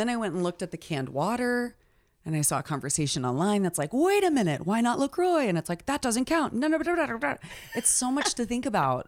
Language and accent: English; Oklahoma, United States; moved away; I'm from Oklahoma